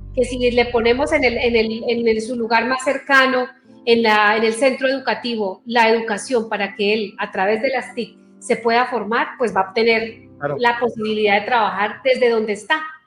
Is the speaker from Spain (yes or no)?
no; Aquitania, Boyacá, Colombia; moved away; mi primera salida como ministra que en mi pueblo